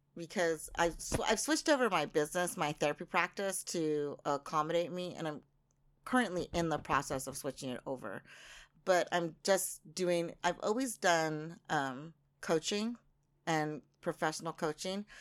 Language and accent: English; United States; now in Japan; I'm very American in that way.